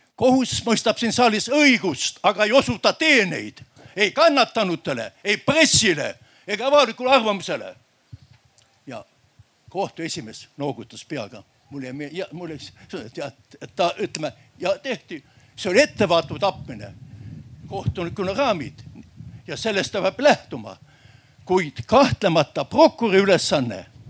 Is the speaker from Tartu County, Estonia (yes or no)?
no; Järva County, Estonia; ma olen järvamaalane